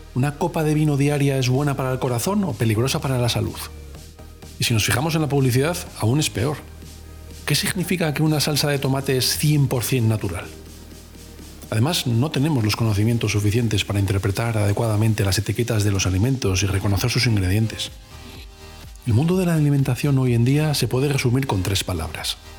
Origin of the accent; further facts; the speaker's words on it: Cáceres, Extremadura, Spain; moved away; also born or lived in Valladolid; yo eh, vivía en Valladolid, pero soy de Cáceres